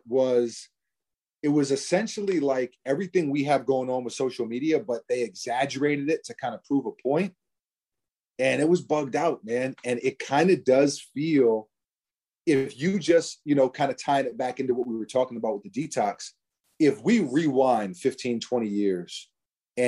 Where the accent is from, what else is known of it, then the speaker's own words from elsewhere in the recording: New York City, New York, United States; we're from New York City